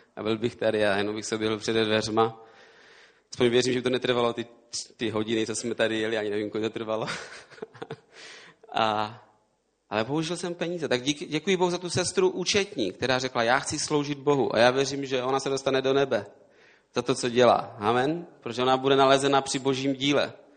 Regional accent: Český Těšín, Moravian-Silesian Region, Czechia; also born or lived in Prague; now in near Prague, Czech Republic; Já jsem z Těšína tam jsem se narodil

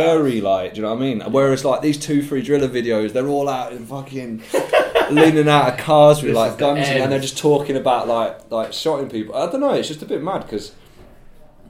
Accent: Birmingham, West Midlands, United Kingdom; now in Leicester, United Kingdom; I grew up in Erdington

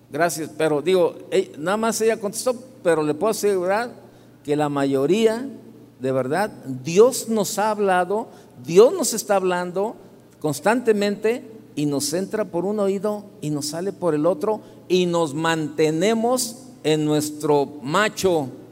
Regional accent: Guadalajara, Jalisco, Mexico; Soy de aquí de Guadalajara

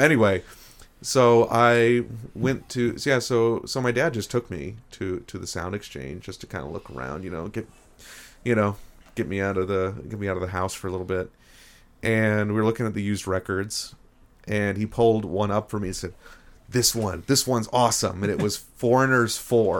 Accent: Rochester, New York, United States; also born or lived in Parkersburg, West Virginia; now in Buffalo, United States; I'm from Rochester, New York, but my parents are from, both from the Parkersburg, West Virginia area

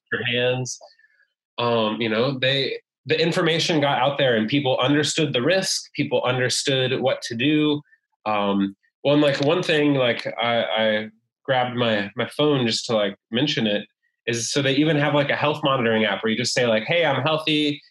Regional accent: United States; moved away as an adult; also born or lived in China; now in Hanoi, Vietnam; I am an American uh, living in Vietnam.

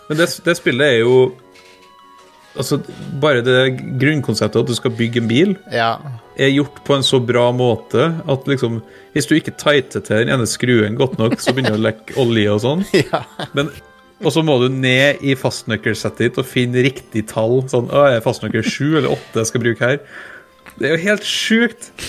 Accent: Trøndelag, Norway; Ja, ja, altså, jeg er fra Trøndelag

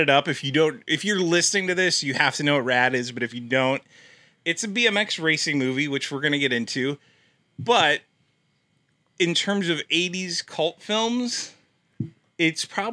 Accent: Nebraska, United States; moved away; my hometown in Nebraska

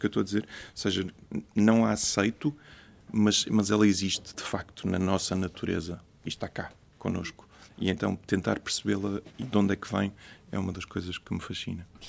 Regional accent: Porto, Norte, Portugal; also born or lived in New York; sou do Porto e cresci no Porto

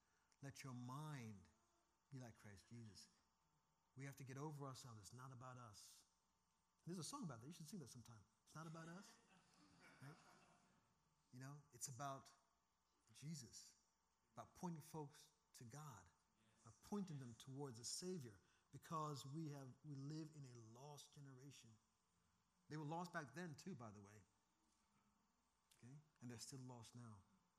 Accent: Seattle, Washington, United States; I come from Seattle where that is a very, very true statement.

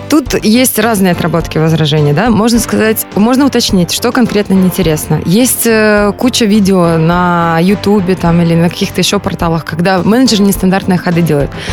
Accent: Belarus; moved away as an adult; now in Moscow, Russia; я сама родом из Беларуси

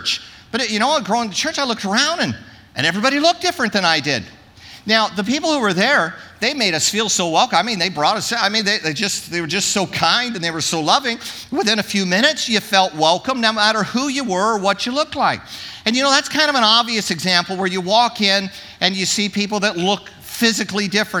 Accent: Orange County, California, United States; I grew up in Orange County

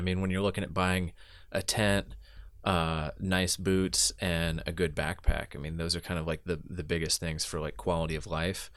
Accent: Southeastern US, United States; I grew up mostly in the Southeastern U S where when it gets hot, it's also really humid

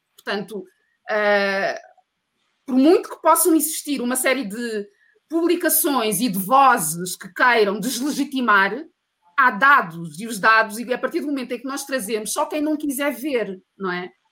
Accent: Portugal; also born or lived in Mozambique; eu nasci em Moçambique, mas eu cresci em Portugal

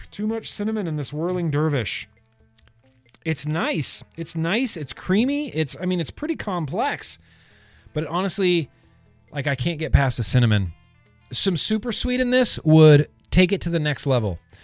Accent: United States; now in Los Angeles, United States; growing up in Lake Tahoe

